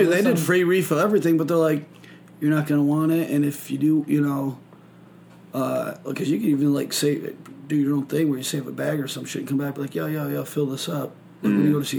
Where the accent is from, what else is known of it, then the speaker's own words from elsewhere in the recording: Michigan, United States; moved away; I'm from Michigan. We had Myers up there, which was pretty much Walmart, but it was, like, a Midwest thing.